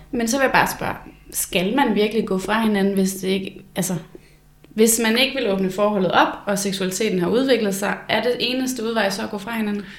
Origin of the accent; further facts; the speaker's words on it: Blokhus, North Denmark Region, Denmark; fra Blokhus, hvor jeg kommer fra.